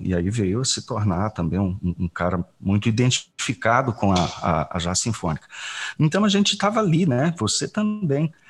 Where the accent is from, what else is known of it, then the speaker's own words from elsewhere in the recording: Belo Horizonte, Minas Gerais, Brazil; moved away; also born or lived in Goiás; ainda morando em Belo Horizonte, onde eu me criei